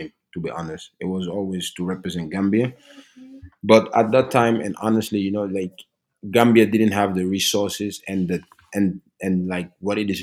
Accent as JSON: {"language": "English", "country": "Norway", "tie": "born or raised there", "said": "I was a kid growing up in Norway, so I was basically Norwegians in other people's eyes"}